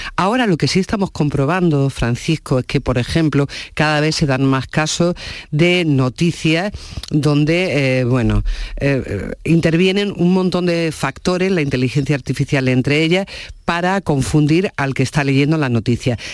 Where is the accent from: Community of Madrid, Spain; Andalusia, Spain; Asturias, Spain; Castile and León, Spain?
Andalusia, Spain; province of Jaén; yo también soy de la provincia de Jaén